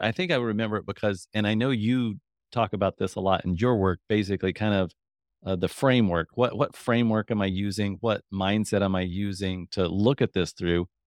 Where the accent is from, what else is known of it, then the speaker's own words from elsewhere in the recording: Kansas, United States; I'm from Kansas, so Kansas